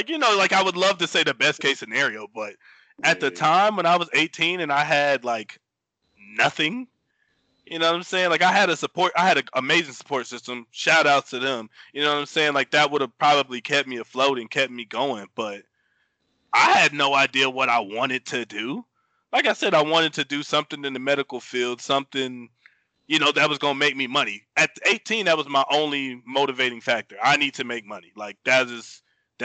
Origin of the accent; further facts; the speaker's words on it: Greensboro, North Carolina, United States; moved away as an adult; I had really never left Greensboro, North Carolina. So, I mean, I took some travel. I've been to New York. I've been to a couple places, but I had never really left my hometown